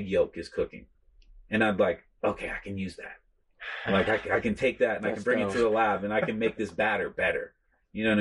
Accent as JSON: {"language": "English", "region": "East Coast", "country": "United States", "also_born_or_lived": "New York / Maine", "moved": "yes", "said": "I come from the East Coast. Like I'm not from California"}